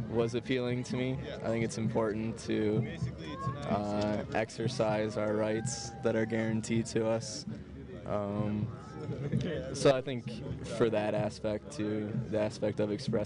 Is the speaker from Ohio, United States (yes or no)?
yes; Cleveland, Ohio, United States; now in Denver, United States; Originally, I'm from Cleveland, Ohio, but I'm living in Denver right now.